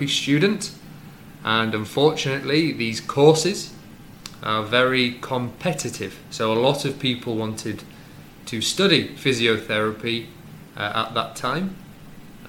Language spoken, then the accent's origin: English; Wrexham, Wales, United Kingdom; moved away; also born or lived in Leeds; I am from a small town called Wrexham in North Wales